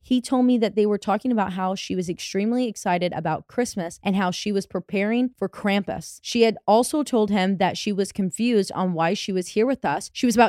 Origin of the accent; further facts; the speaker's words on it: Ohio, United States; we are both from Northeast Ohio and not from Germany, and neither one of us are German.